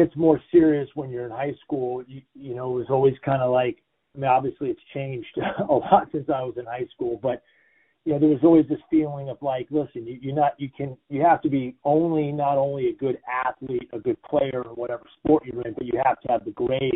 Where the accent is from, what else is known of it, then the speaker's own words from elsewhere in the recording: Solana Beach, California, United States; I grew up here in Solana Beach, California